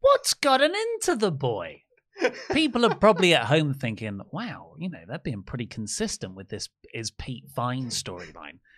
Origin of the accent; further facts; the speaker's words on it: Dartford, South East England, United Kingdom; this is my school friends, you know, we grew up in Dartford